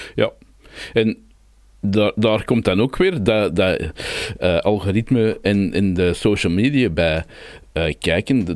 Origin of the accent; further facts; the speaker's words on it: Brabant, Belgium; wij Brabanders